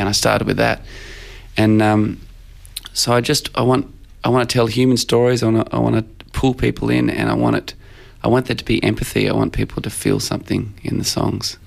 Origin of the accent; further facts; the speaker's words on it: Australia; Australians do when we write songs